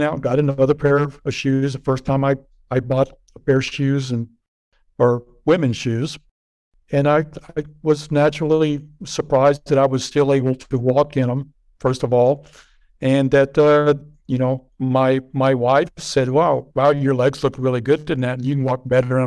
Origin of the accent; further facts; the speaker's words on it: Lubbock, Texas, United States; I grew up in Lubbock, Texas, which is a very cowboy type